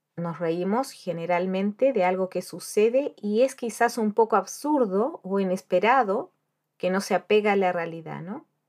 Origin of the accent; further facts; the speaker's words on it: Chile; moved away as an adult; also born or lived in Spain; now in Dublin, Ireland; yo soy chilena